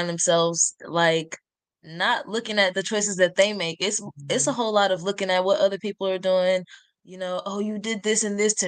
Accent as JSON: {"language": "English", "town": "Dallas", "region": "Texas", "country": "United States", "said": "I'm from Dallas, Texas"}